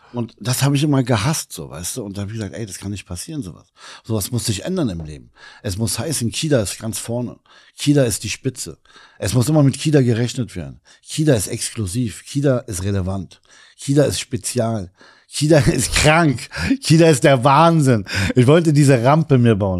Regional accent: Berlin, Germany; als gebürtiger Kreuzberger Libanese

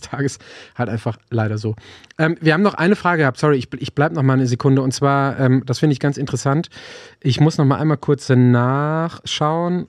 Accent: Germany; als Deutscher gewohnt

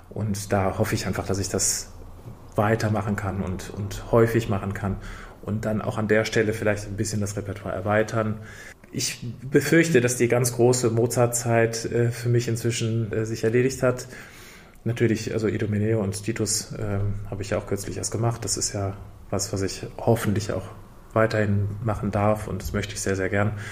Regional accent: Dortmund, North Rhine-Westphalia, Germany; Ich singe in meiner Heimatstadt in Dortmund

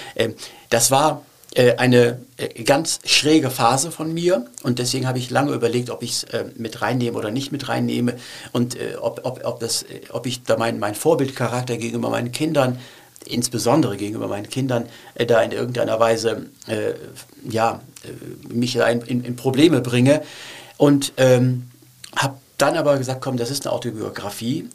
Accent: Cologne, North Rhine-Westphalia, Germany; German is a second language; also born or lived in Turkey; ich wollte nicht nach Deutschland, ich wollte nicht nach Köln kommen

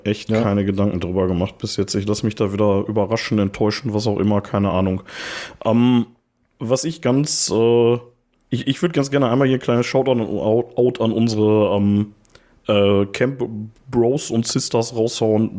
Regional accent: Ruhr area, North Rhine-Westphalia, Germany; wir kommen auch aus dem Ruhrpott

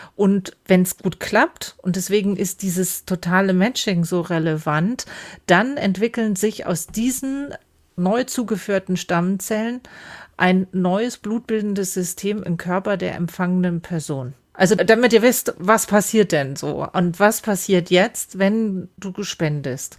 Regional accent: Germany; Bei uns in Deutschland

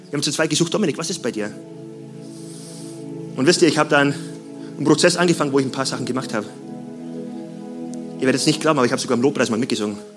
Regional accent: Bavaria, Germany; Hey Gott, du weißt ja, ich komme aus Bayern. Ich komme aus einem kleinen Dorf in Bayern.

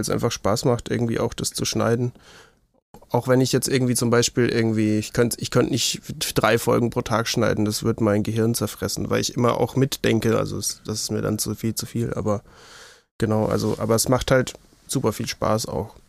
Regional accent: Würzburg, Bavaria, Germany; Ich bin in Würzburg geboren. Ich lebe immer noch in Würzburg. Mich hat es nicht weit verschlagen

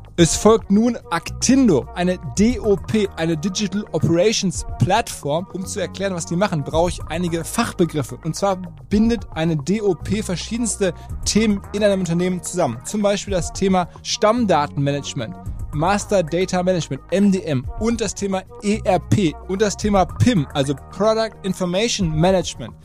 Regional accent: Ruhr area, North Rhine-Westphalia, Germany; Auch ein Kind des Ruhrgebiets, genau wie ich.

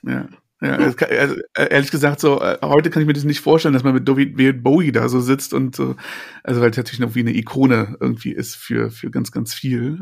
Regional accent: Berlin, Germany; Ich bin in Berlin geboren, aber die ganze Familie war in der Prignitz.

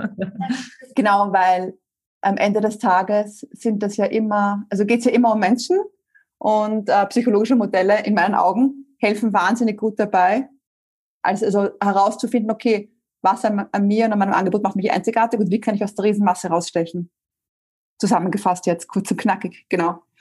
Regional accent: Vienna, Austria; also born or lived in Spain; Ich komme ursprünglich aus Wien

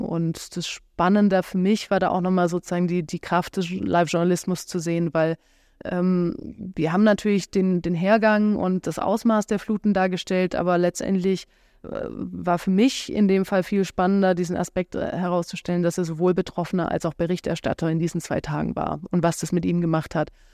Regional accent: Stuttgart, Baden-Württemberg, Germany; now in Berlin, Germany; ich komme ja ursprünglich aus Stuttgart

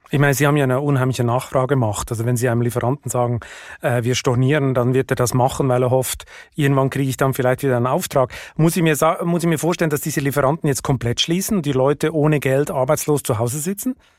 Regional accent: Switzerland; moved away; mein Heimatland

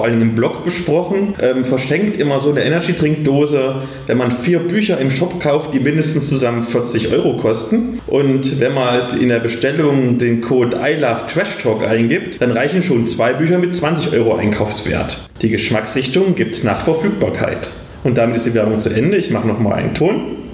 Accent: Würzburg, Bavaria, Germany; ich komme aus Würzburg, bin Organisator

